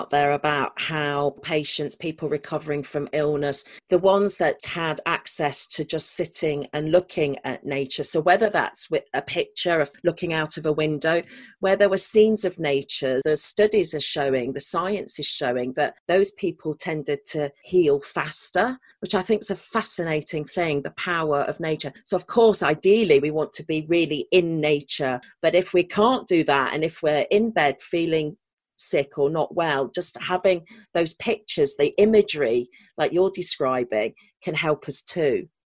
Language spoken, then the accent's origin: English; Sheffield, Yorkshire and the Humber, United Kingdom; I was born in Sheffield, which most people associate with steelworks